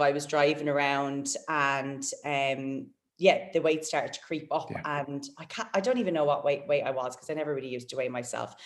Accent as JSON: {"language": "English", "town": "Waterford", "region": "Munster", "country": "Ireland", "tie": "born or raised there", "also_born_or_lived": "Gold Coast, Australia", "moved": "as an adult", "lives_now": "Perth, Australia", "said": "from Waterford, from my hometown"}